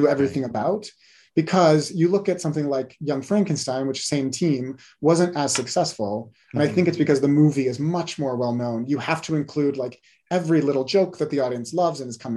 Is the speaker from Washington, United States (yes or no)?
yes; Washington, United States; now in Reno, United States; growing up in Washington State in the early 2000s, 1990s